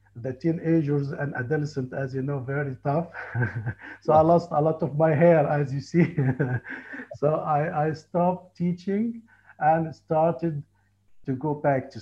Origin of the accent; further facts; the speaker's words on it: Luxor, Luxor Governorate, Egypt; English is a second language; I was born and raised in Luxor in Upper Egypt